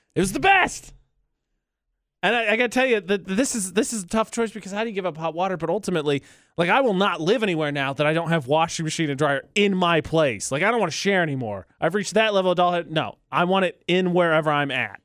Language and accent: English; Midwest, United States; now in Utah, United States; I'm from the Midwest. It's flat.